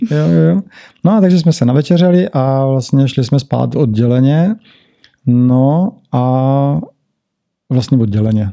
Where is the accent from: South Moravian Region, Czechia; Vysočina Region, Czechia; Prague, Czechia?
South Moravian Region, Czechia; Brno; moved away as an adult; now in Bali, Indonesia; tady u nás v Brně